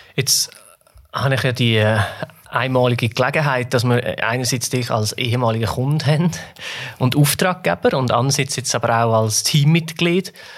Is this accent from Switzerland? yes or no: yes; Switzerland; uns Schweizer